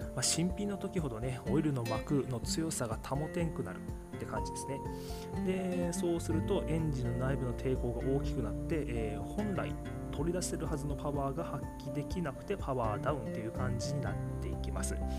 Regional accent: Miyazaki, Japan; accent: Miyazaki dialect; 今宮崎弁出ちゃった

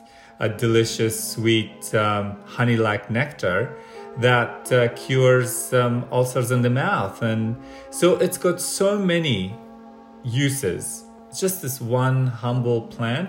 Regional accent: Afghanistan; now in Australia; I'm from Afghanistan, so I have an Indigenous background

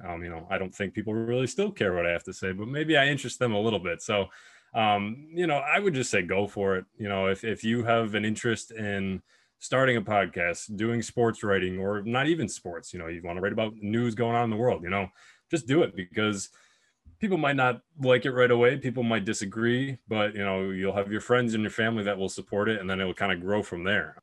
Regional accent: Buffalo, New York, United States; my hometown Buffalo

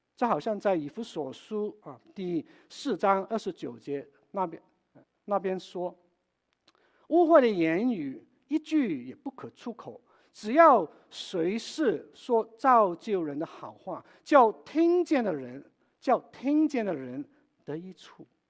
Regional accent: Wenzhou, Zhejiang, China; moved away; 我的故乡，温州

